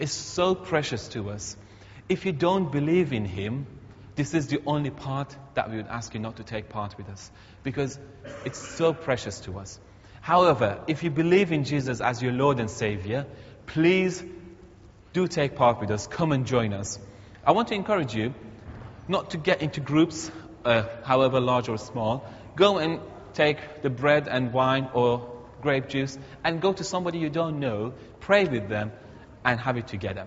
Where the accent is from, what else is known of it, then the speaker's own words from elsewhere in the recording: Iran; now in Teesside, United Kingdom; my home country, Iran